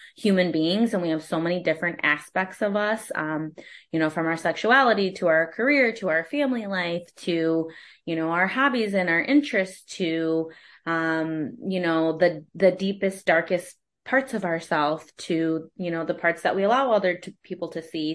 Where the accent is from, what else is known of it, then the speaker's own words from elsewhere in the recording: Holland, Michigan, United States; also born or lived in Kalamazoo, Michigan / Austin, Texas; now in Grand Rapids, United States; I am from Holland, Michigan originally, which is West Michigan, and I was born and raised there